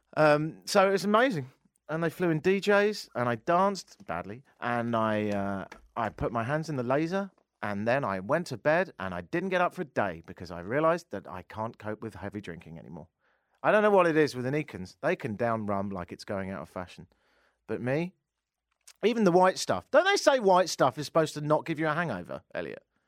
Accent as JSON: {"language": "English", "region": "London", "country": "United Kingdom", "also_born_or_lived": "Toronto, Canada", "moved": "as an adult", "lives_now": "Canada", "said": "I'm from London, but I've been living here ten years"}